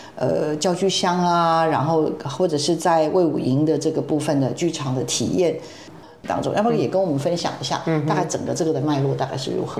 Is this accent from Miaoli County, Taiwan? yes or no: yes; Miaoli County, Taiwan; 国小是在苗栗，哎呦，我的家乡呢